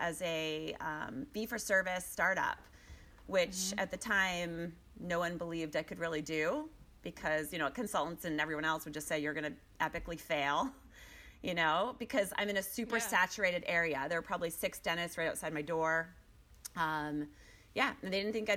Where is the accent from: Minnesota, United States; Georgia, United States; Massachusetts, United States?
Massachusetts, United States; Boston; moved away as an adult; also born or lived in Pennsylvania; now in Chicago, United States; I'm actually from Boston, like outside of Boston.